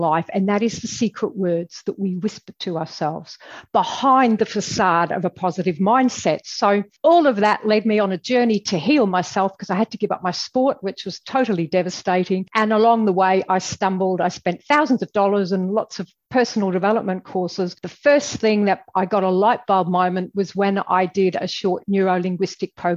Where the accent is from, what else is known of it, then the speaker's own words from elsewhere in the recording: England, United Kingdom; moved away as an adult; now in Australia; I'm originally from England, as you'll probably gather by my accent.